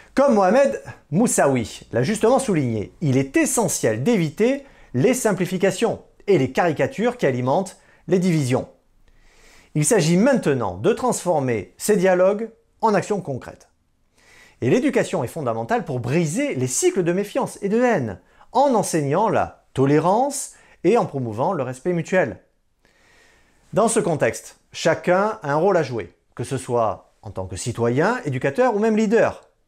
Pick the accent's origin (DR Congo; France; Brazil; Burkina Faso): France; Chez nous, en France